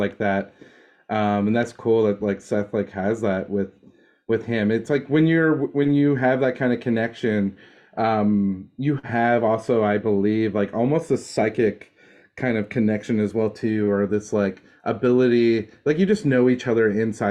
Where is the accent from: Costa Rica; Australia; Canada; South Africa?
Canada; Dartmouth, Nova Scotia; now in Los Angeles, United States; my hometown in Dartmouth, Nova Scotia